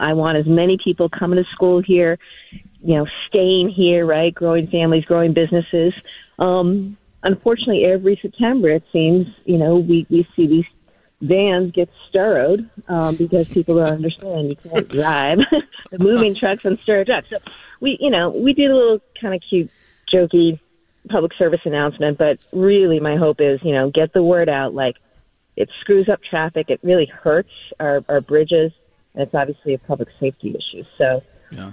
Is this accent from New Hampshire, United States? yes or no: yes; New Hampshire, United States; now in Massachusetts, United States; I grew up in New Hampshire